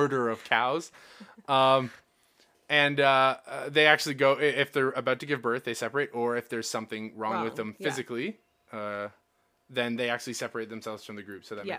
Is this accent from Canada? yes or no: yes; Canada; We're Canadian.